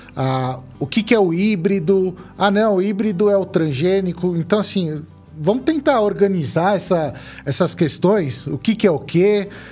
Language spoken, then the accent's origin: Portuguese; Brazil; eu sou, sou brasileiro